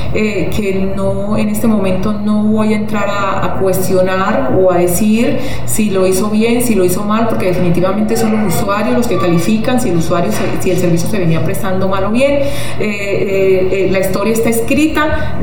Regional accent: Arauca, Colombia; como araucana tengo un gran compromiso con mi tierra, con mis usuarios, con mi ciudad

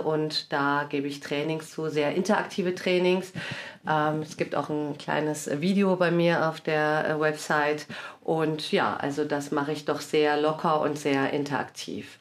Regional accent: Cologne, North Rhine-Westphalia, Germany; moved away as an adult; now in Wiesbaden, Germany; Ich bin äh, in Köln geboren und aufgewachsen, bin Halbitalienerin

